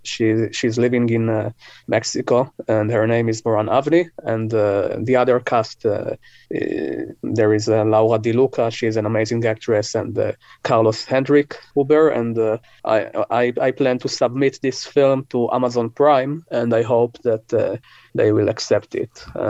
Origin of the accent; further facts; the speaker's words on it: Israel; English is a second language; You know, I'm from Israel.